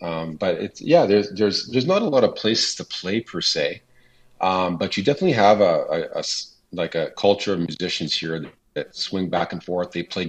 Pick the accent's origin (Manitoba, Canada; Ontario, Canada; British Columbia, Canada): Manitoba, Canada; Niverville; I'm a singer-songwriter from Niverville, Manitoba. So born and bred in Manitoba, lived in a few different spots, but ended up back in here in Niverville.